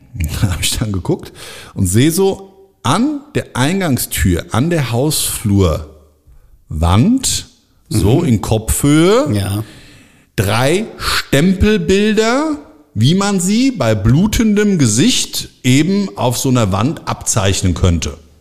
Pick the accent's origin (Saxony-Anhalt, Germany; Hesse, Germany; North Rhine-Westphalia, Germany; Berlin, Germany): Hesse, Germany; Frankfurt am Main; born or raised there